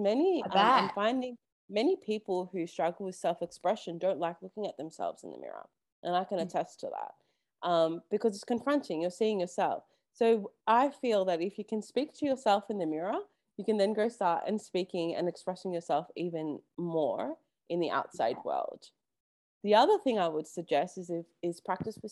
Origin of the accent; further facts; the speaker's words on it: Melbourne, Victoria, Australia; I'm from Melbourne.